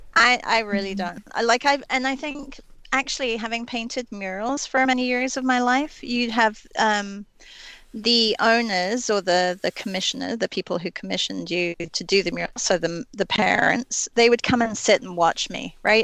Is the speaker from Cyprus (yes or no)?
no; England, United Kingdom; I grew up in England